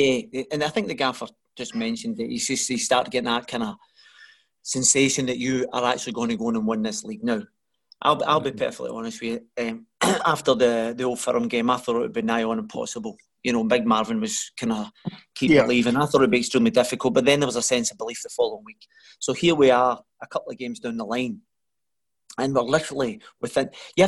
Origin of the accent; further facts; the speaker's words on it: Glasgow, Scotland, United Kingdom; also born or lived in Wolverhampton; I'm from the East End of Glasgow